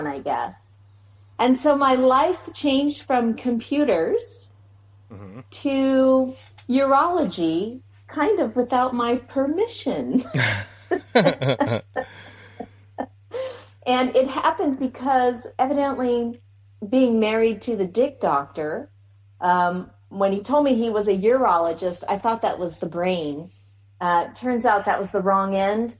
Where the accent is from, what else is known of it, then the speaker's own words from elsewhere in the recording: Seattle, Washington, United States; moved away as an adult; now in McAllen, United States; I'm originally from Seattle, born and raised